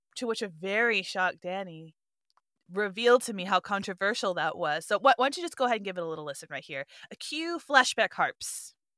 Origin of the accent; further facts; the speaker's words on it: Southwest, United States; also born or lived in Europe; growing up in the Southwest